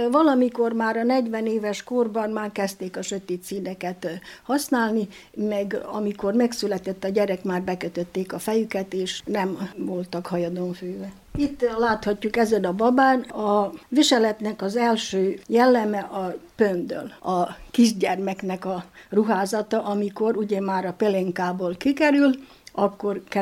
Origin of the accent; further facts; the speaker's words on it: Csóka, Vojvodina, Serbia; now in Bačka Topola, Serbia; Terjáról Csókára költöztünk, és ide Bácskába jöttem férjhez, itt élek két gyermekemmel Topolyán